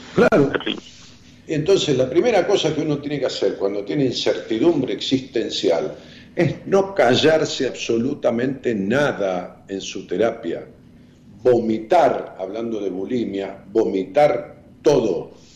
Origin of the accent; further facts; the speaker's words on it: Ramos Mejía, Buenos Aires Province, Argentina; yo soy de Ramos Mejía, de prácticamente el 80% de mi vida